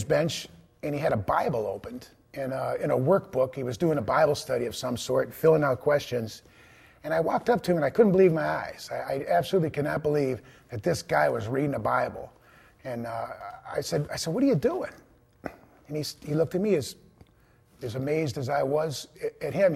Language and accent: English; East Cleveland, Ohio, United States; I was born in East Cleveland, Ohio, the oldest of three boys, and grew up in a very Catholic home